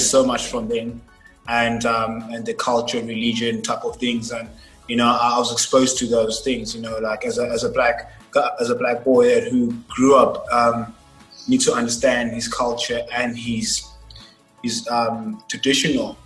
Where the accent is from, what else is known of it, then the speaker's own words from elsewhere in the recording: Cape Town, Western Cape, South Africa; also born or lived in Nelspruit / Johannesburg; I stayed all my life in Cape Town. I've been here for about 18 years now